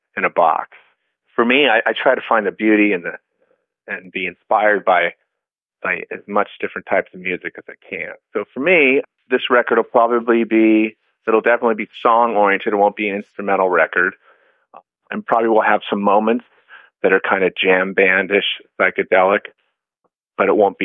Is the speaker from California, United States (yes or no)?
yes; Alameda, California, United States; I grew up in a small town called Alameda, which is about 12 minutes away from San Francisco